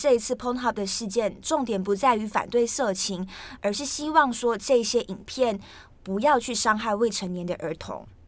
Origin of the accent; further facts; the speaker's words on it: Malaysia; now in Taiwan; 因为我是马来西亚人，那我来台湾念书，所以我觉得我现在的发音就是我现在的人生状态，意思也就是说我就是卡在马来西亚跟台湾之间。